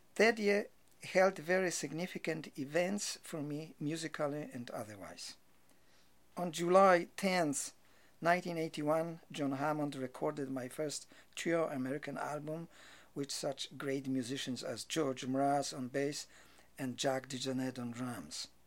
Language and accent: English; Rybnik, Silesian Voivodeship, Poland; moved away as an adult; also born or lived in Czech side of Polish-Czechoslovakian border / Katowice / Krakow; now in New York, United States; I was born on the Czech side of Polish-Czechoslovakian border during German occupation of Europe of Polish parents, who after the Second World War returned to Poland